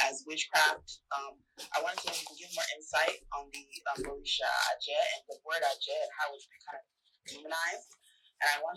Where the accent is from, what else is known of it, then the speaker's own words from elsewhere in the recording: Ibadan, Oyo, Nigeria; growing up in Nigeria and Ibadan